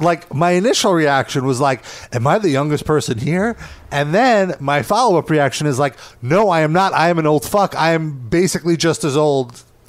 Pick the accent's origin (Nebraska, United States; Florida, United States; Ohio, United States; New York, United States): New York, United States; growing up in New York